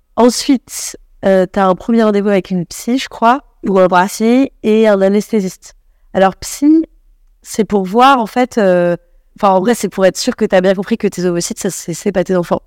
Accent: Paris, Île-de-France, France; j'ai grandi à Paris avec des gens plutôt de, de classe moyenne supérieure

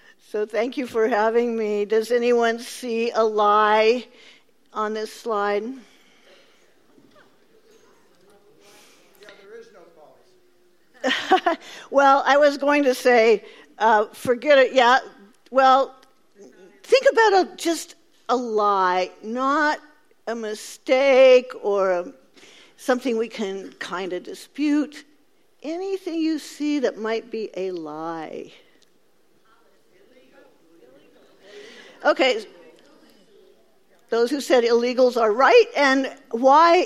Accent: Central Valley, California, United States; I grew up in California. I grew up in the Central Valley

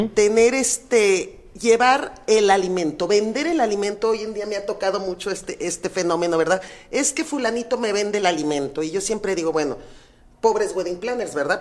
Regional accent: Mexico City, Mexico; moved away as an adult; now in Guadalajara, Mexico; yo soy de la Ciudad de México, por azares del destino me vine a Guadalajara

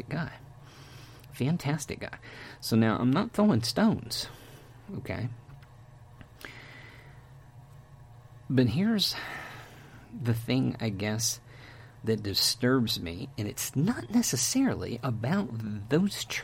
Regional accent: Texas, United States; I'm from Texas

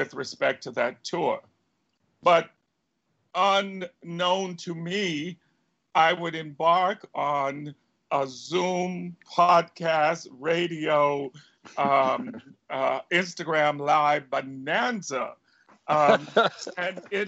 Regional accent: Spartanburg, South Carolina, United States; I grew up in Spartanburg, South Carolina

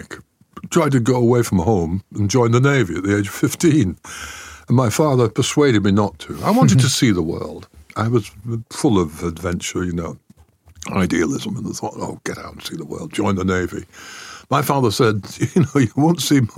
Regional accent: Styal, North West England, United Kingdom; I grew up in style. But S-T-Y-L-E is the name of a small Cheshire village near Wilmslow

